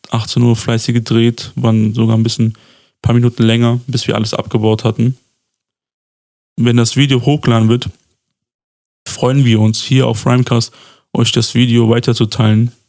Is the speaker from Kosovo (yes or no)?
yes; Pristina, Pristina District, Kosovo; fest, dass wir beide ähm, der gleichen Sub-Roma-Gruppe angehören, also die nennt sich Adli. Und ähm, wir sind beide aus Pristina.